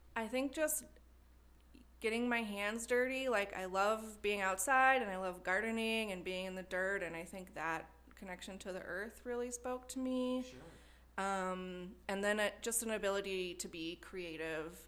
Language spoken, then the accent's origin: English; Wisconsin, United States; moved away as an adult; also born or lived in Madison, Wisconsin; now in Cincinnati, United States; I grew up in a small town in Wisconsin.